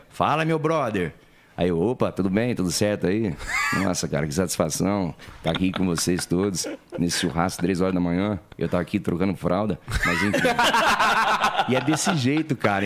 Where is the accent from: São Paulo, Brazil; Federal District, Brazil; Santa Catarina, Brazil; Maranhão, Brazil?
São Paulo, Brazil; Penápolis; accent: caipira; moved away as an adult; now in São Paulo, Brazil; Nascido e criado lá. Aí eu cheguei aqui com 20 anos